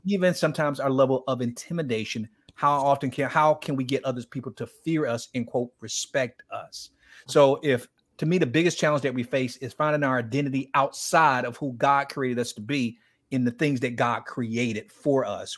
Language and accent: English; Miami, Florida, United States; I grew up in Miami